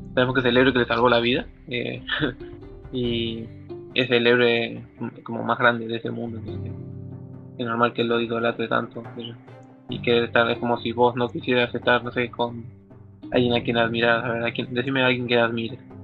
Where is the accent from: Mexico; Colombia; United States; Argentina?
Argentina; nosotros somos argentinos